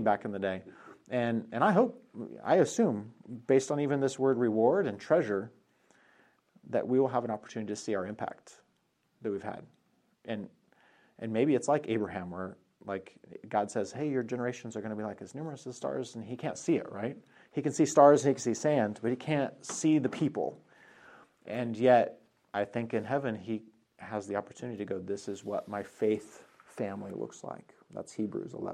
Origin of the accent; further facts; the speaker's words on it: Colorado, United States; moved away; I'm from Colorado